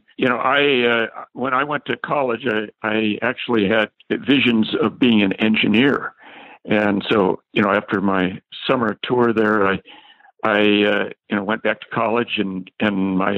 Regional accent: California, United States; I was from California and I was a tennis player

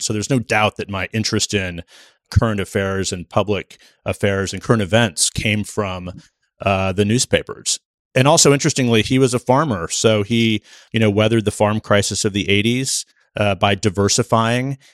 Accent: Exeter, Nebraska, United States; moved away; in southeast Nebraska where I grew up

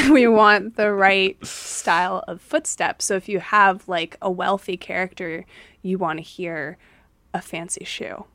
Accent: United States; I grew up in America

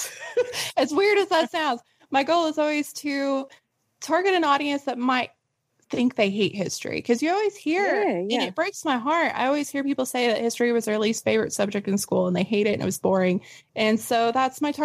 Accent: the Ozarks, Arkansas, United States; my hometown. So the White River in the Ozarks in Arkansas

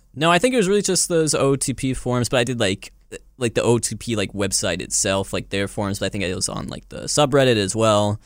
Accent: Rome, Georgia, United States; also born or lived in Germany; living in my hometown of Rome, Georgia

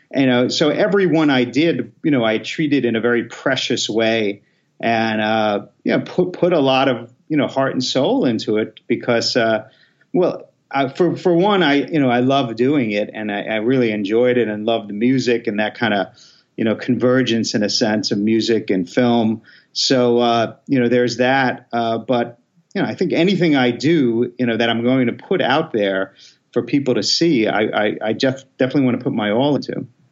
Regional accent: New York City, New York, United States; moved away as an adult; now in Los Angeles, United States; I'm from Queens, New York. So I, I'm born in Queens, New York, and and lived there, you know, till I was 17. Then I came out to LA.

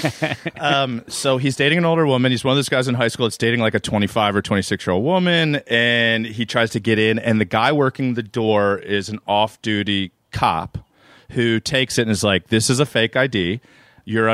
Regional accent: Reisterstown, Maryland, United States; Baltimore, where I'm from, or I'm from Reisterstown, actually

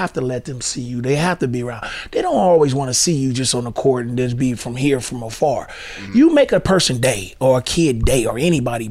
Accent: Oakland, California, United States; moved away; also born or lived in Seattle, Washington; I might have been born and raised in Oakland, but Seattle is second home.

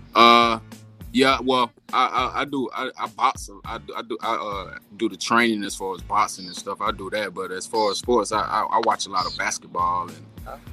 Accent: around Savannah, Georgia, United States; moved away as an adult; now in Texas, United States; I'm actually uh, from around uh, uh, Savannah, Georgia. It's called it's called Riceville, Georgia

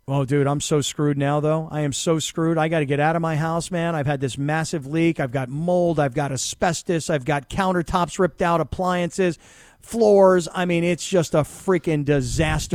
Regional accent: South Florida, United States; moved away; also born or lived in Pittsburgh; I grew up in South Florida where I got really soft, and then I went to Pittsburgh

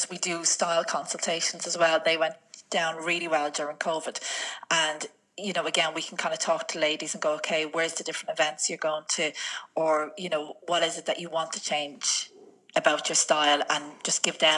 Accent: Dublin, Leinster, Ireland; moved away as an adult; also born or lived in Spain; now in Kildare, Ireland; We grew up together in East Wall.

